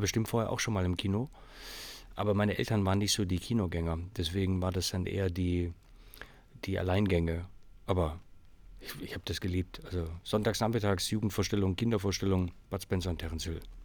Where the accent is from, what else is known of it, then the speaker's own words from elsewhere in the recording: Hamburg, Germany; ich bin zum Teil in Hamburg groß geworden, als zwölfjähriger Stöpsel